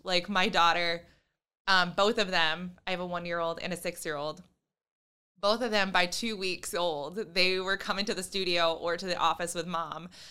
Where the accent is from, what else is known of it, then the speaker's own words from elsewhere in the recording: Lake Shore, Michigan, United States; also born or lived in Grand Rapids, Michigan; I am from the Lake Shore